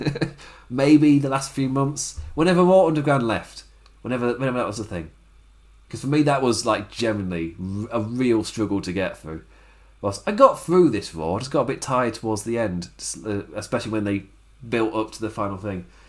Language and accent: English; England, United Kingdom; I'm saying this as an English person in lockdown